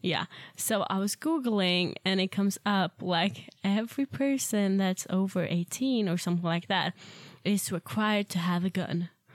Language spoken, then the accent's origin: English; Ystad, Skåne, Sweden; moved away as an adult; I'm from Sweden, uh, in a very small town called Ystad